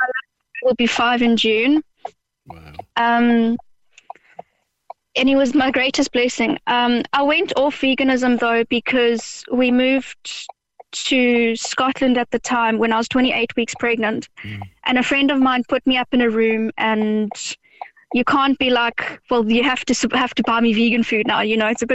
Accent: South Africa; now in Ireland; I'm initially from South Africa. And I was vegan whilst living there

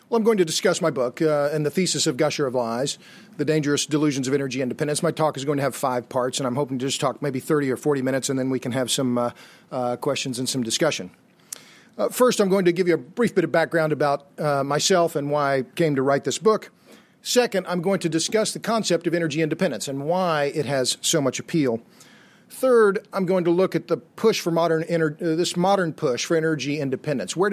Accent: Austin, Texas, United States; I just arrived yesterday from Austin, Texas, which is my hometown

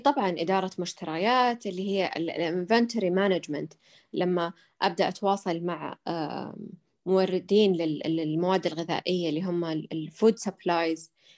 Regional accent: Saudi Arabia; عندنا بالسعوديه

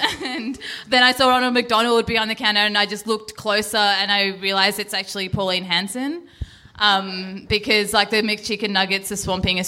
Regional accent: India; I'm Indian, but I'm kind of basically white.

